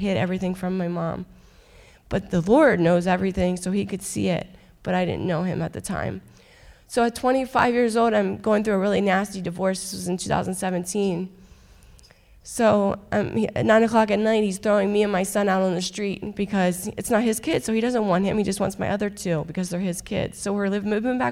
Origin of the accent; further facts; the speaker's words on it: Halifax, Pennsylvania, United States; I'm originally from Halifax. I grew up in a very broken home